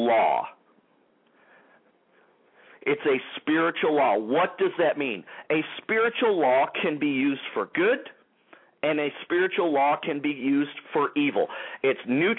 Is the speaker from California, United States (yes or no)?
no; Detroit, Michigan, United States; Rochester Hills, Michigan, the Detroit area, my hometown, baby, the Motor City area